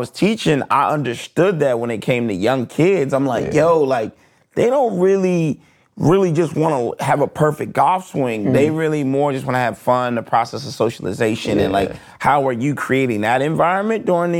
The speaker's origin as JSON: {"language": "English", "region": "Delaware", "country": "United States", "tie": "born or raised there", "also_born_or_lived": "Flint, Michigan / Wilmington, Delaware", "said": "I was born in Flint, Michigan. Okay. Yeah, but I was raised in Delaware."}